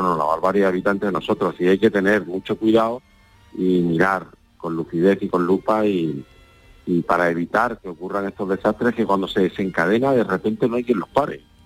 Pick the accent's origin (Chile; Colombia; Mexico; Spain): Spain; Andalusia; accent: Andalusian; nuestro acento andaluz